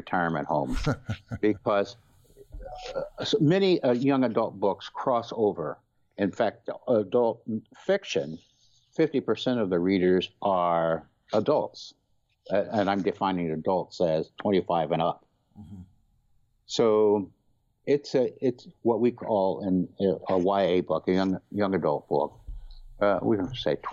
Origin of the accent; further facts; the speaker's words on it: Missouri and Nebraska, Midwest, United States; moved away as an adult; also born or lived in Boston, Massachusetts; now in Boston area, United States; growing up in Missouri and Nebraska